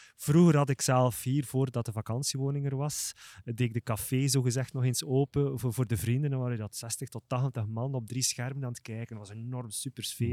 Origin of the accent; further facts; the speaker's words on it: Flanders, Belgium; als Vlamingen, een enorme geschiedenis hebben